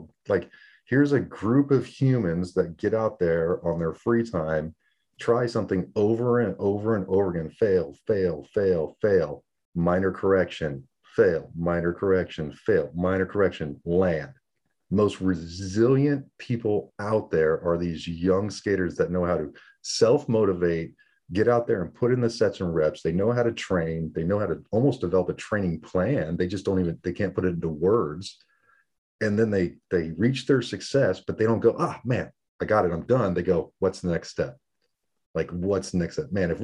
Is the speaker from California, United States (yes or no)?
yes; San Diego, California, United States; moved away as an adult; also born or lived in El Paso, Texas; I grew up in San Diego, Navy, Marine town